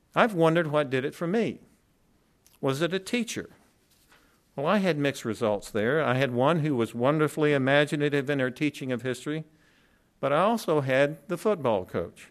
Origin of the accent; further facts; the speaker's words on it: the South, United States; I grew up in the South during the civil rights movement